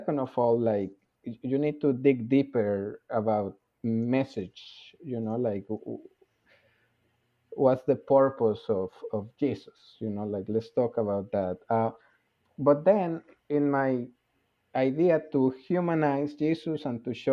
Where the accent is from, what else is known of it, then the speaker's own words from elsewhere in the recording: Colombia; I am from Colombia, which is a very Catholic country. I went to a Catholic high school